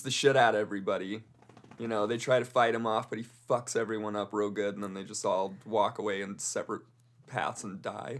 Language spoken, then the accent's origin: English; Colorado, United States; I'm from Colorado.